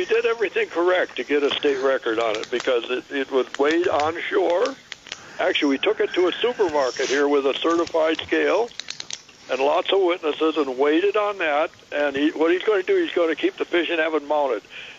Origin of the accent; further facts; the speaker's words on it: Minnesota, United States; now in California, United States; I come from Minnesota.